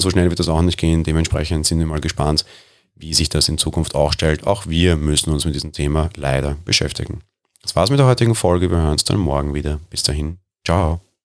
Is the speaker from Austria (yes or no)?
yes; Austria; Ich bin Österreicher